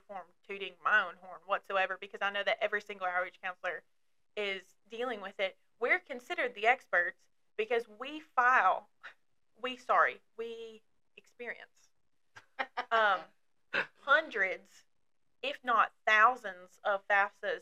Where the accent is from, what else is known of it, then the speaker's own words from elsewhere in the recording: Dry Ridge, Kentucky, United States; accent: Southern; now in Somerset, United States; I grew up in Dry Ridge, Kentucky, which is northern Kentucky